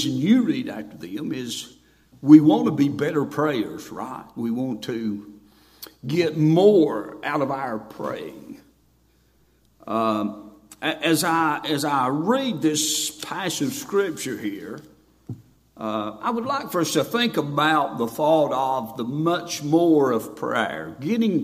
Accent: Boone, North Carolina, United States; I'm from Boone, North Carolina.

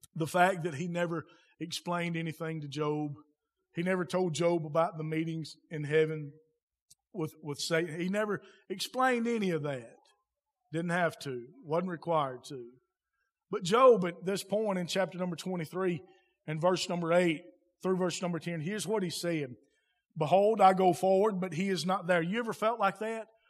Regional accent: United States; I'm an American, speak American

